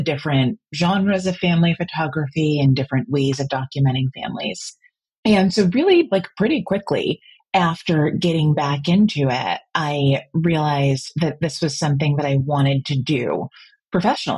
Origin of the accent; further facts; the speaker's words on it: New Jersey, United States; moved away as an adult; now in Washington, D.C., United States; I was born and raised in New Jersey, but moved down here about 12 years ago for work